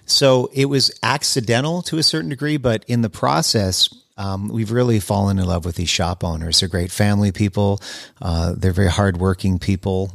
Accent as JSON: {"language": "English", "town": "Winnipeg", "region": "Manitoba", "country": "Canada", "tie": "born or raised there", "also_born_or_lived": "Montreal", "moved": "as an adult", "lives_now": "United States", "said": "I grew up in Winnipeg, Manitoba"}